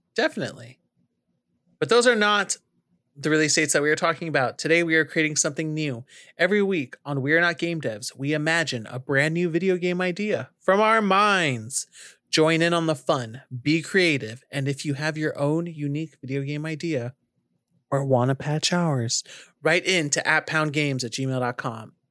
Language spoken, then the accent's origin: English; California, United States; now in North Carolina, United States; If I'm from California and I'm driving in a rural place, or now that I live in North Carolina